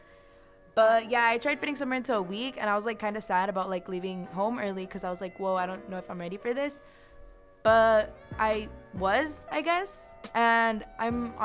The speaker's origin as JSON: {"language": "English", "town": "Desert Hot Springs", "region": "California", "country": "United States", "tie": "born or raised there", "moved": "as an adult", "lives_now": "Los Angeles, United States", "said": "I'm from Desert Hot Springs, but a lot of you guys probably don't know where that is. So Coachella Valley"}